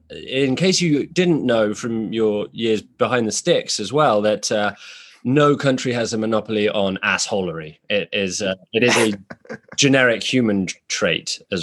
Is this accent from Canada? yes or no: no; England, United Kingdom; now in United States; as a UK citizen during the Brexit crisis